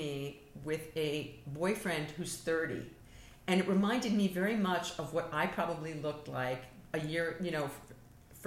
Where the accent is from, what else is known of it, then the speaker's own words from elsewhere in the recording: New York, United States; I'm a New Yorker